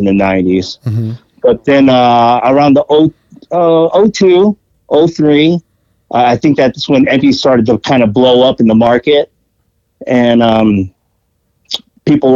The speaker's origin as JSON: {"language": "English", "town": "Pomona", "region": "California", "country": "United States", "tie": "born or raised there", "also_born_or_lived": "Los Angeles, California", "said": "Growing up in Pomona. I actually grew up in L.A. up until I was like 7. I grew up actually just around the corner from the original Tommy's"}